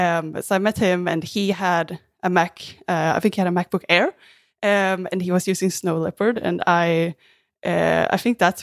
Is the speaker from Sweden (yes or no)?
yes; Sweden; also born or lived in Australia; now in Vancouver, Canada; I'm originally from Sweden. I'm in Vancouver, Canada right now. And before moving to Canada, I also lived in Australia.